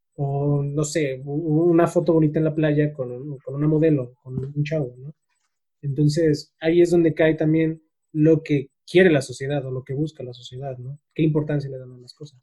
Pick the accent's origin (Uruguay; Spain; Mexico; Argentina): Mexico; nosotros como, como mexicanos